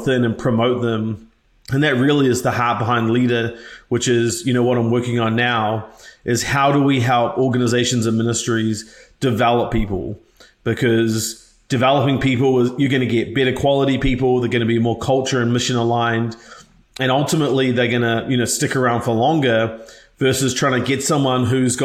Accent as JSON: {"language": "English", "country": "New Zealand", "moved": "yes", "said": "I'm actually from a single parent household from New Zealand originally, in case you can't tell from my funny accent"}